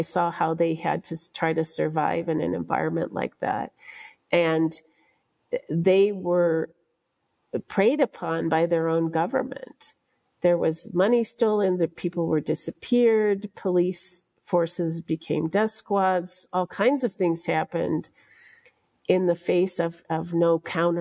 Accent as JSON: {"language": "English", "country": "United States", "said": "as an American journalist"}